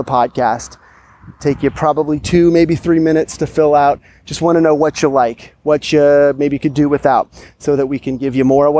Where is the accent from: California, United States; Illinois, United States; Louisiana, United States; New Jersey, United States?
California, United States; Sacramento; I am strolling through beautiful Capitol Park here in my hometown, Sacramento, California